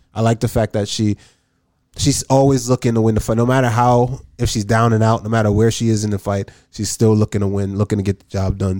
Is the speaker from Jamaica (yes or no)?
yes; Jamaica; moved away; also born or lived in Massachusetts; I'm from Jamaica